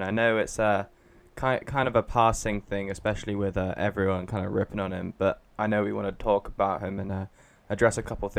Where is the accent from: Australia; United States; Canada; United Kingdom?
United Kingdom; England; I was born here in England